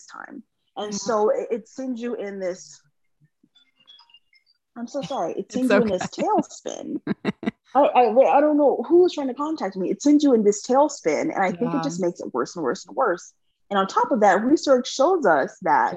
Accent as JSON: {"language": "English", "region": "California", "country": "United States", "also_born_or_lived": "Texas", "moved": "as an adult", "said": "I'm from California"}